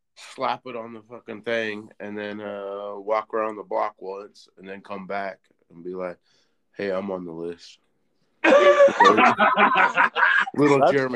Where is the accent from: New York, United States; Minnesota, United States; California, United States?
California, United States; Lancaster; now in North Carolina, United States; I was born and raised in Lancaster, California, approximately over there. Moved around a little bit. Now I live in North Carolina.